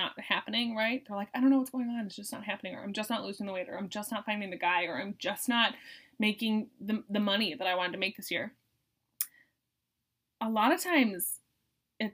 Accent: Boston, Massachusetts, United States; I'm from Boston

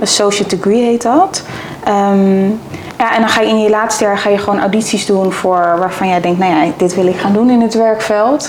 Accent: Zevenaar, Gelderland, Netherlands; also born or lived in Amsterdam; ik kom uit Zevenaar

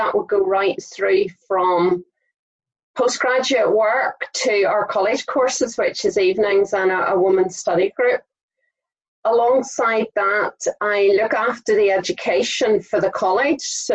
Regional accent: Saintfield, Northern Ireland, United Kingdom; I grew up in Saintfield, but I've been in various other places throughout my time.

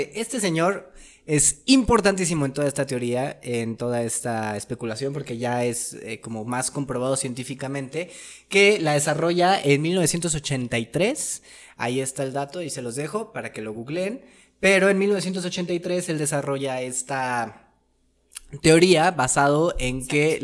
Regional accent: Mexico; Como buenos mexicanos

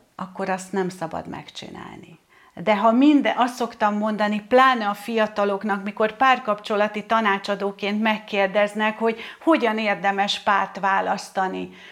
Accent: Hungary; én egy vidéki lány vagyok

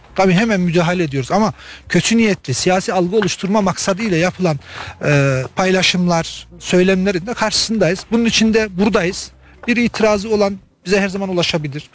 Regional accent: İncesu, Kayseri Province, Turkey; now in Adana, Turkey; Buraya bazı işlerimizden dolayı geldik ve köyümüzü gördük, gurur duyuyoruz

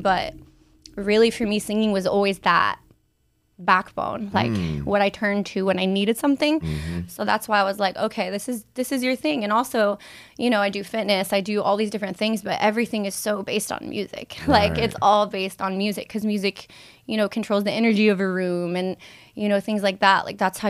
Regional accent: Cincinnati, Ohio, United States; I'm from Cincinnati.

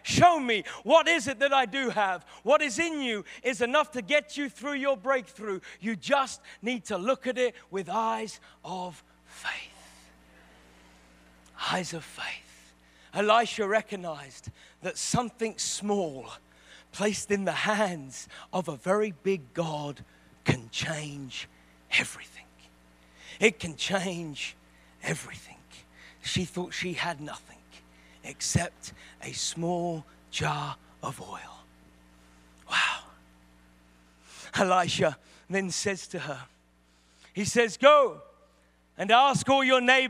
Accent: England, United Kingdom; I'm English.

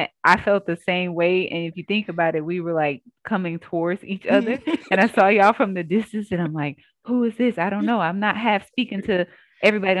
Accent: Jackson, Mississippi, United States; Born and raised in Jackson, Mississippi

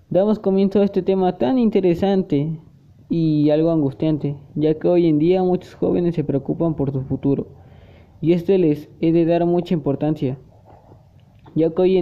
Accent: Puebla, Mexico; Soy de nacionalidad mexicana del estado de Puebla. Aún me considero mitad poblana y mitad oaxaqueña, ya que mi papá es poblano y mi mamá es oaxaqueña. Pero yo nací en el estado de Puebla.

